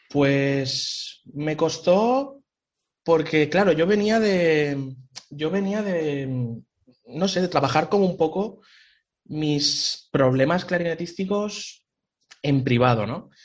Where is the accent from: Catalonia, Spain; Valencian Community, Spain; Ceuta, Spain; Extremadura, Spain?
Valencian Community, Spain; Picanya; moved away as an adult; also born or lived in Hanover, Germany / Cologne, Germany; now in Germany; yo soy de Valencia, de un pueblo pequeñito, de Picaña, y pues nada, lo primero fue empezar en la banda de música del pueblo